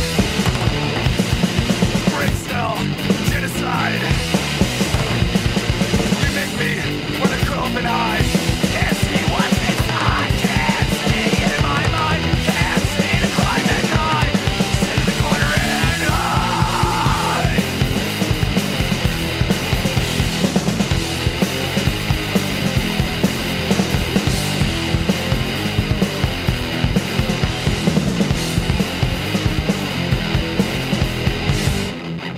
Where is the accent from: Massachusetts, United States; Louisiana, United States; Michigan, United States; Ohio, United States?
Ohio, United States; Akron; I'm from Akron, so they're local